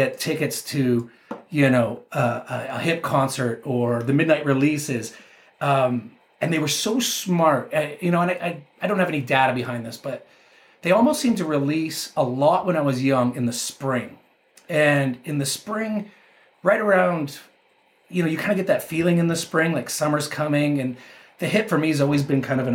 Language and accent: English; Canada; I'm a 49 year old guy from Canada